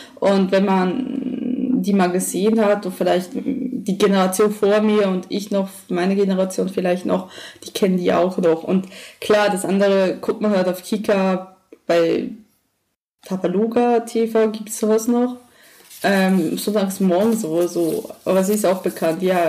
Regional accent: Emmental, Bern, Switzerland; moved away as an adult; also born or lived in Düsseldorf, Germany; now in Germany; Ich bin in einem Tal aufgewachsen, das ganze Emmental.

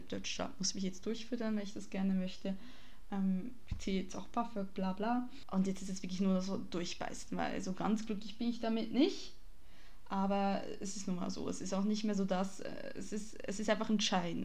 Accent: Switzerland; Ich bin Schweizerin

